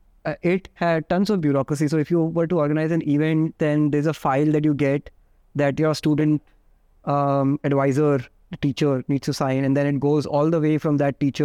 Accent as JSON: {"language": "English", "town": "Udaipur", "region": "Rajasthan", "country": "India", "tie": "born or raised there", "also_born_or_lived": "Jodhpur, Rajasthan", "moved": "yes", "said": "I grew up in Udaipur until my schooling days."}